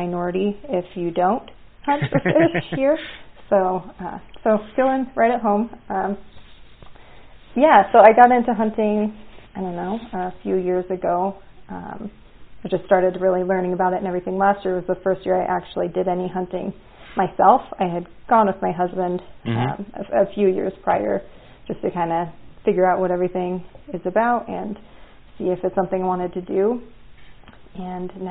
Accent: Cody, Wyoming, United States; I grew up in Cody, Wyoming

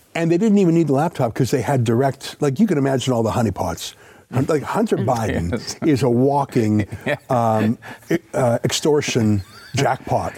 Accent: Canada; we're Canadian

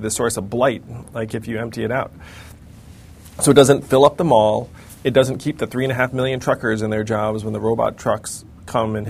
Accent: United States; I'm an American

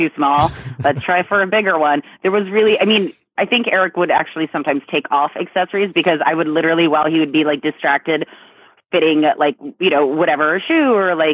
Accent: New York, United States; moved away; I get to be in New York. I'm from New York

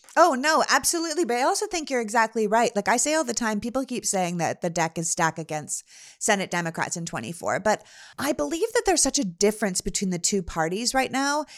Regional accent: Canada; moved away; as someone who grew up in Canada

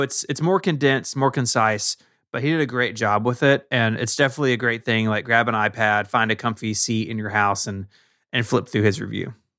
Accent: Memphis, Tennessee, United States; my hometown, Memphis, Tennessee

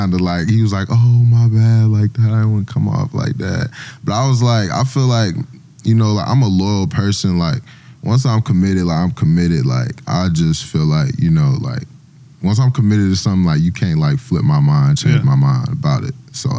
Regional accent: Snellville, Georgia, United States; moved away as an adult; defensive end, number 7 From Snellville, Georgia.

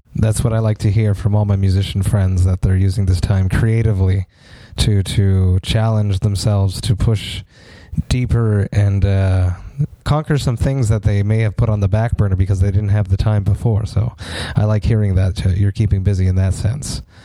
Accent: Montreal, Quebec, Canada; We're both from Montreal

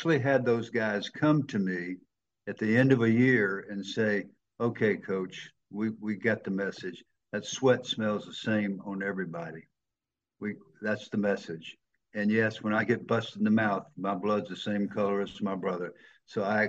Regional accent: the South of the United States, United States; accent: Southern

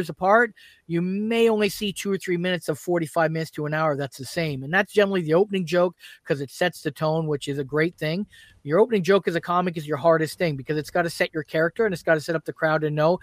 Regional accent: Brantford, Ontario, Canada; So I grew up in Brantford, Ontario, and that's obviously where Wayne Gretzky's from

